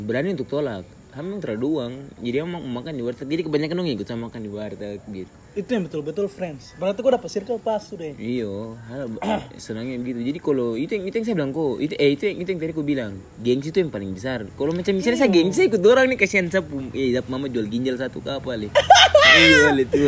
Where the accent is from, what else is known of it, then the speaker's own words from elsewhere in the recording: Jayapura, Papua, Indonesia; saya dari Jayapura